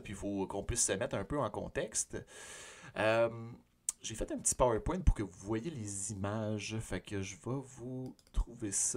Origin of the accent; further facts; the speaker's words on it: Sorel-Tracy, Quebec, Canada; Sorel, qui est ma ville natale